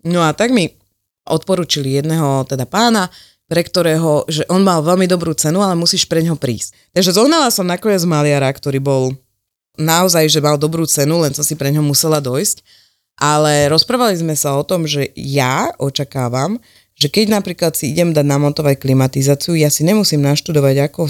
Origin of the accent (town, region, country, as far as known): Slovakia